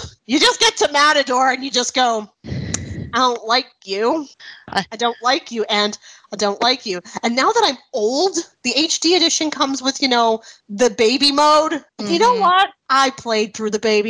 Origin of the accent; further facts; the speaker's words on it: Canada; accent: Canadian; my Canadian accent